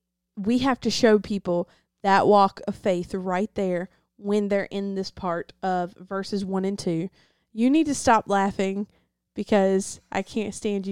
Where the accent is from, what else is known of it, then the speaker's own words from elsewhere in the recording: the South, United States; I'm from the South, so, like, we had to translate in between people sometimes because I understand the English accent, and she understand the Deep South.